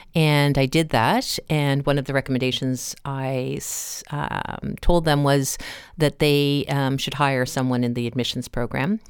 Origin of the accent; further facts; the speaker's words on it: Cape Breton, Nova Scotia, Canada; moved away; I'm from Cape Breton originally